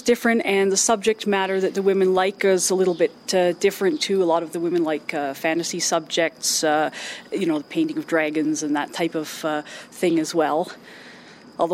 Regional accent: Kitchener, Ontario, Canada; I'm from Kitchener, Ontario, Canada.

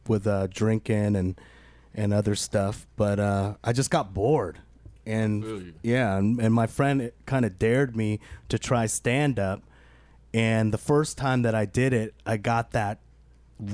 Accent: Seattle, Washington, United States; I'm originally from Seattle

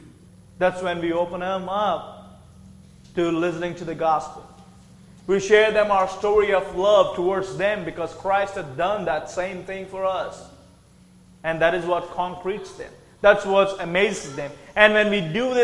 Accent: Andhra Pradesh, India; moved away as an adult; also born or lived in Tennessee, United States; Andhra Pradesh, the state I'm from

